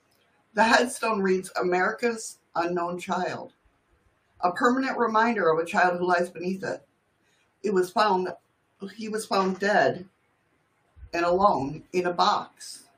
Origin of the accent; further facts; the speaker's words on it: Canada; I'm Canadian. We're always sorry.